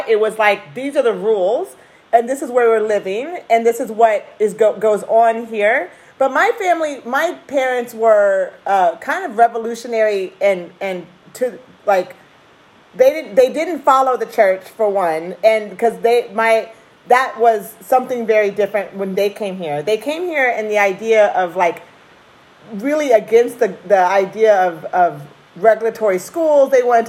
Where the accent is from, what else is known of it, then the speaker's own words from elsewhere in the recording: Oregon, United States; Oh, well, first of all, I lived it. My parents moved here in 1970, I want to say one.